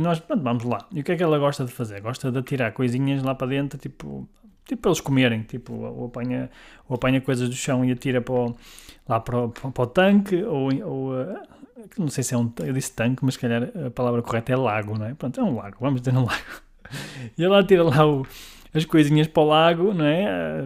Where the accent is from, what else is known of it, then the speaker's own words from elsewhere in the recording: Guimarães, Norte, Portugal; sou de Guimarães